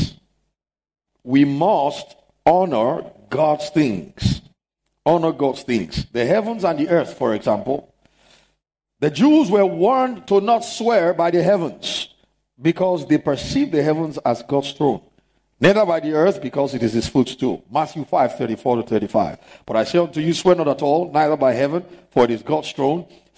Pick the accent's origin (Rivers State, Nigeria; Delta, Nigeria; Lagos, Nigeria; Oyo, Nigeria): Lagos, Nigeria; There are places I knew growing up in Lagos